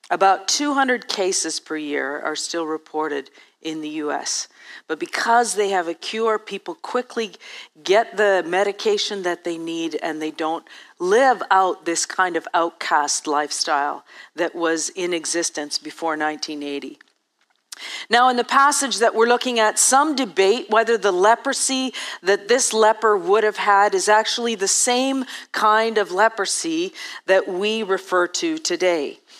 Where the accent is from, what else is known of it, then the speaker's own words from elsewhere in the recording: Ethiopia; I grew up in Eastern Africa and Eastern Ethiopia, and actually, I grew up before 1980, so before there was actually a cure.